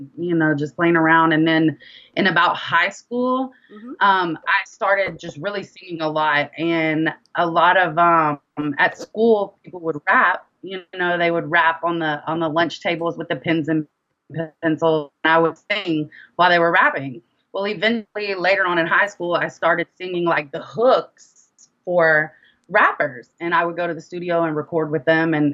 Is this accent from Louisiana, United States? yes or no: yes; Monroe, Louisiana, United States; also born or lived in Dallas, Texas / Denton, Texas; now in Houston, United States; I am originally from Monroe, Louisiana